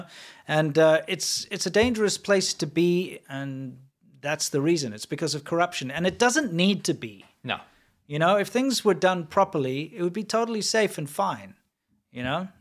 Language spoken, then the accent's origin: English; South Africa; moved away; I'm from South Africa